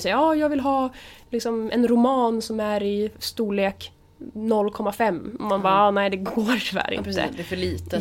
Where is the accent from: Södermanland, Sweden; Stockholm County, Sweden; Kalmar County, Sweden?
Södermanland, Sweden; Nyköping; also born or lived in Gnesta; Min första del av ungdomen så bodde jag utanför Gnesta. Och sen flyttade vi till utanför Nyköping. Och där bor mina föräldrar fortfarande idag. Så att, ny, jag skulle säga Nyköping